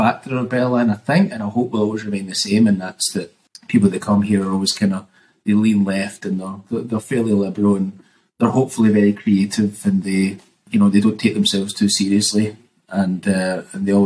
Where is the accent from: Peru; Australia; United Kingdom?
United Kingdom; Cumbernauld, Scotland; also born or lived in Glasgow; I was born in Glasgow, but quickly after hours of being on the earth was punted through to Cumbernauld. When I grew up, man, Seafar was Carbrain initially.